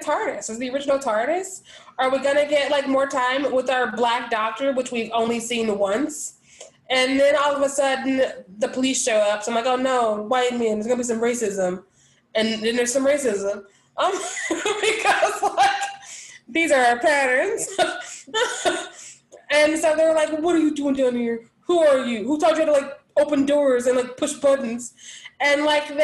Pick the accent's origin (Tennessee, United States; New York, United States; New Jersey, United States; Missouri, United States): Missouri, United States; Kansas City; moved away as an adult; also born or lived in Warrensburg, Missouri / Texas; I grew up in Kansas City, Missouri, and then I went to Warrensburg, Missouri